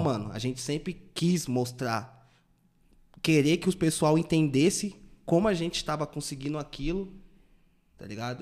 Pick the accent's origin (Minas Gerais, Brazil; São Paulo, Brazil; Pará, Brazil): São Paulo, Brazil; Taboão da Serra; sempre morei no Taboão, né, mano? Acho que eu nunca saí do Taboão